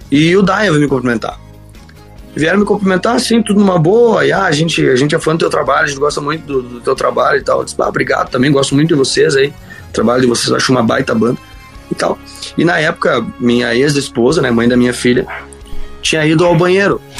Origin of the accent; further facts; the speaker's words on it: Santa Cecília, Santa Catarina, Brazil; Ah eu ia voltar para Santa Cecília, minha cidade natal, e ia ficar lá, ia estudar.